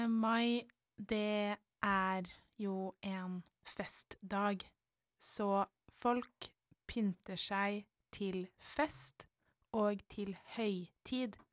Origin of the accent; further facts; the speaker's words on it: Nesodden, Akershus, Norway; selv om vi har vokst opp alle tre på Nesodden, så har vi forskjellige bunader på grunn av familiene